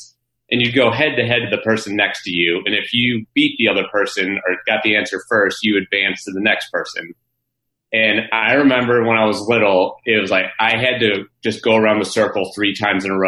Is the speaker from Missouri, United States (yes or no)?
yes; St. Louis, Missouri, United States; also born or lived in Florida; I'm from St. Louis, so it was away from the family.